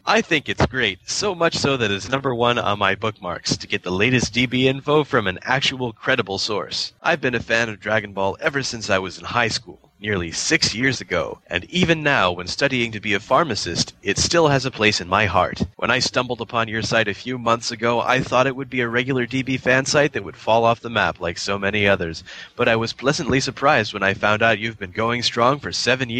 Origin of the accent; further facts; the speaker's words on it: Texas, United States; I'm from Texas, by the way. Oh, crap. So much for my accent.